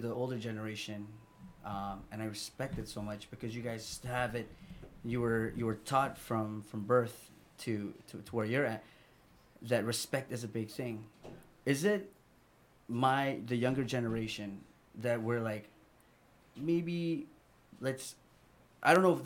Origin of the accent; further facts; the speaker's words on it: Yap, Micronesia; I grew up in Yap, and my grandma would spank me